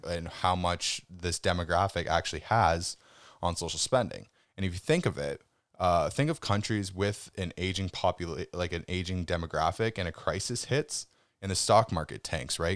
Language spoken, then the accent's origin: English; Canada; as a Canadian